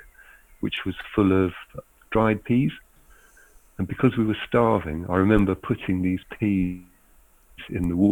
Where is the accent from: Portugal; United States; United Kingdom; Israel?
United Kingdom; Being British